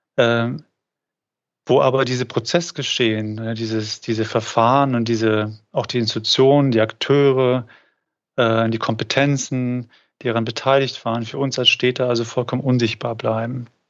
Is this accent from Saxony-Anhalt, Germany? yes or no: yes; Magdeburg, Saxony-Anhalt, Germany; in Magdeburg, das ist meine Heimatstadt